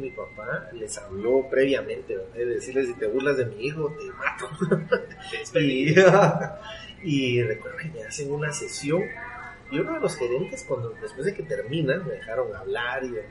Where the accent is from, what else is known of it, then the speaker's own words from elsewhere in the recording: Guatemala; Bueno, yo soy guatemalteco, eh, chapín hecho en Guatemala